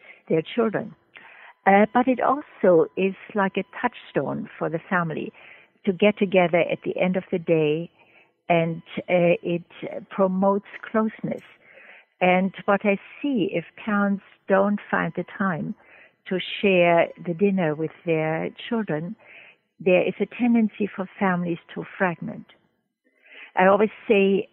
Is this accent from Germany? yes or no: yes; Germany; moved away as an adult; also born or lived in Trinidad; now in United States; I'm originally from Germany, and I met my late husband in medical school, and he did not want to stay in Germany